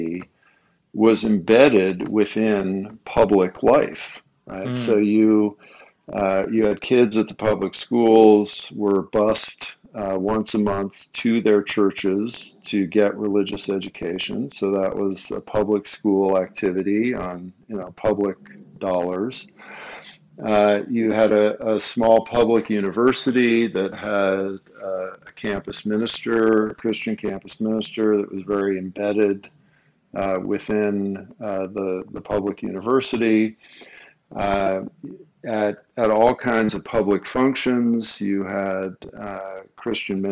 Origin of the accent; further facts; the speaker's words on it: Los Angeles, California, United States; also born or lived in Colorado; now in Minnesota, United States; I was born, as I say, a small town out west. You may have heard of it, Los Angeles